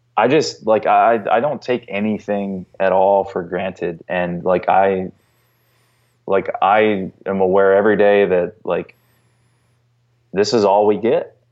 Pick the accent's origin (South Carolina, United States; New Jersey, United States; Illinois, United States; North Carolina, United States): North Carolina, United States; now in Chicago, United States; I grew up in North Carolina and we didn't have a pro team